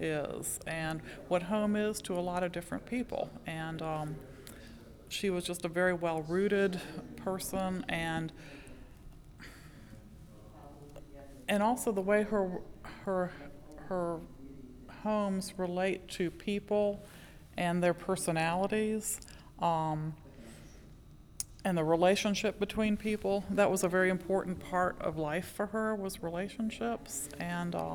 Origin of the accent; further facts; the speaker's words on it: Athens, Georgia, United States; I'm from Athens, Georgia